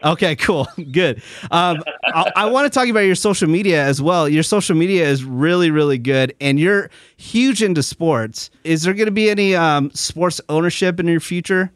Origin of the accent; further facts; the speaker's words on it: San Francisco Bay Area, California, United States; now in Burbank, United States; I'm originally from the San Francisco Bay Area.